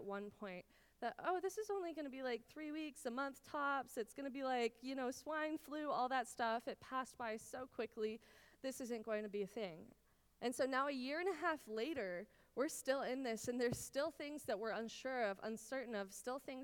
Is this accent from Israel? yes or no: yes; Israel; moved away; I grew up in Israel. My parents are still there